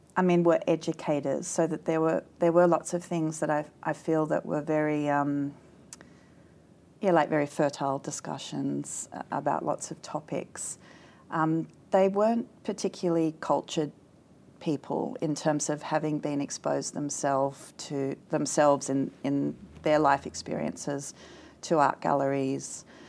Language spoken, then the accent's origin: English; East Kurrajong, New South Wales, Australia; born or raised there; also born or lived in Sydney / Castle Hill